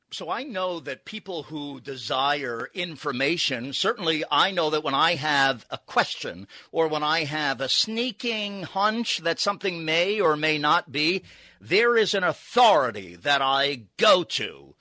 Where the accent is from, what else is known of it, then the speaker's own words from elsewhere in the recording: New York, United States; I grew up in New York